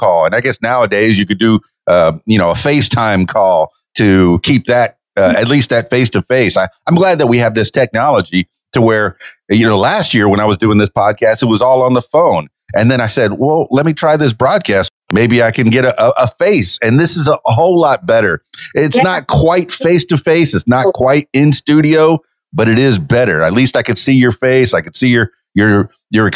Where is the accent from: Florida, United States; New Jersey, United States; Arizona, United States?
Florida, United States; Miami; moved away as an adult; now in Central Arkansas, United States; I'm born and raised in Miami and the Florida Keys